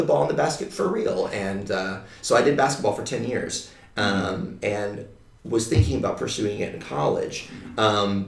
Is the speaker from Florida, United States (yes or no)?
no; Dallas, Texas, United States; moved away as an adult; now in Los Angeles, United States; Growing up in Dallas, Texas